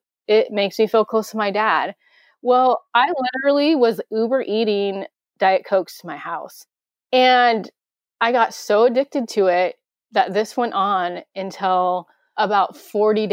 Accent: Grays Harbor, Washington, United States; how hillbilly I am from Grays Harbor

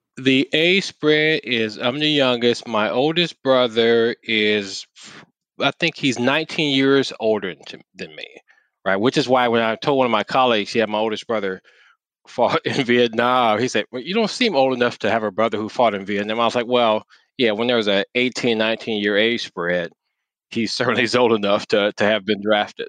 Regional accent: Saginaw, Michigan, United States; now in Detroit, United States; I'm born and raised in Saginaw, Michigan.

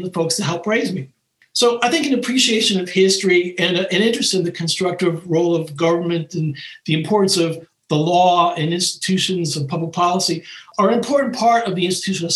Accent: Boston, Massachusetts, United States; growing up in Boston in the 1960s and 70s

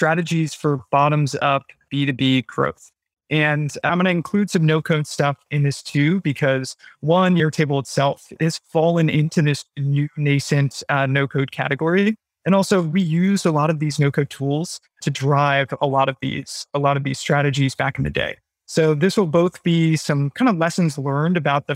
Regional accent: United States; now in London, United Kingdom; I am an American.

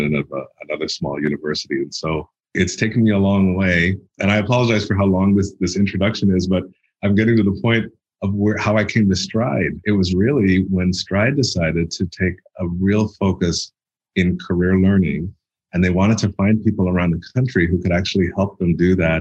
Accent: Toronto, Ontario, Canada; moved away as an adult; I grew up in Toronto, Canada

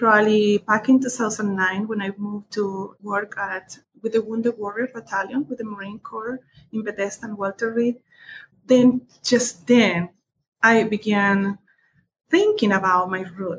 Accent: southern Chile, Chile; English is a second language; now in United States; I was born in Chile, in the south of Chile. I was raised by my grandparents

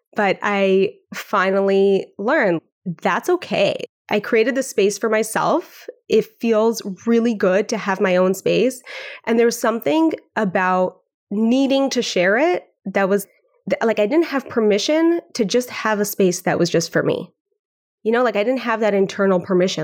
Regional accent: Vancouver, British Columbia, Canada; now in Brooklyn, United States; I'm from Vancouver, Canada. I grew up on Xhosa.

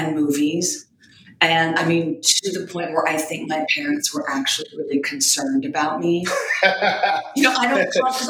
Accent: Long Beach, California, United States; I grew up in Long Beach, fourth generation Long Beach.

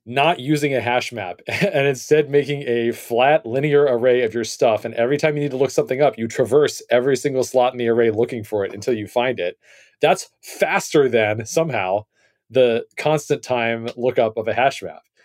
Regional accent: United States; as an American

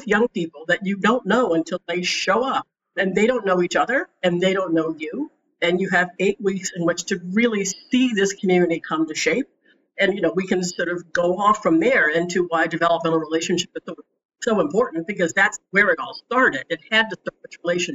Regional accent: Washington, District of Columbia, United States; also born or lived in Oberlin, Ohio; I grew up in Washington, D.C. I went to the D.C. public schools

